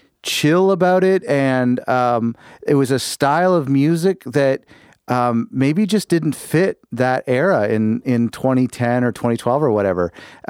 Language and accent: English; Canada; as a Canadian in the indie music scene